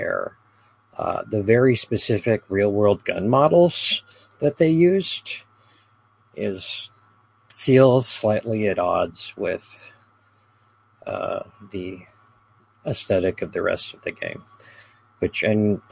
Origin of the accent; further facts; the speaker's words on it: United States; I'm some American